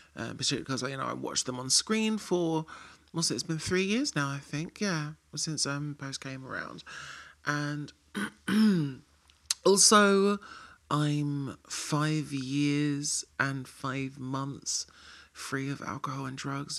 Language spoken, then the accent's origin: English; London, United Kingdom; being a Londoner